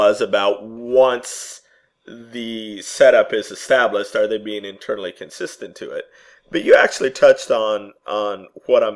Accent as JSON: {"language": "English", "country": "United States", "said": "I'm speaking as an American"}